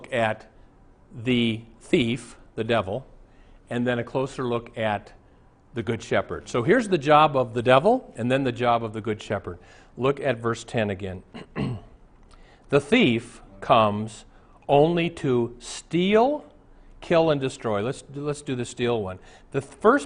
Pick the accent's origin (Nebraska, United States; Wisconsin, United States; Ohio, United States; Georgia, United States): Nebraska, United States; Omaha; moved away; I went to Omaha, my hometown